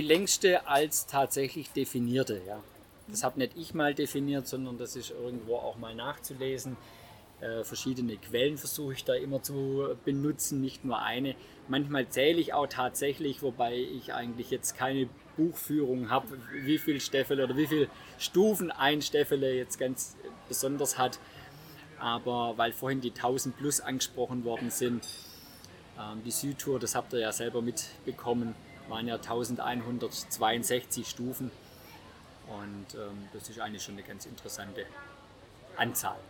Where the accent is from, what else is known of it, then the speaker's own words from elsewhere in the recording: Stuttgart, Baden-Württemberg, Germany; Stuttgart ist ja meine Geburtsstadt